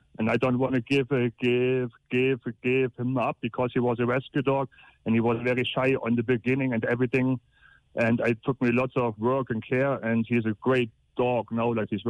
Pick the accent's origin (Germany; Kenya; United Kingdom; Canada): Germany; moved away as an adult; now in Cork, Ireland; I'm from Germany.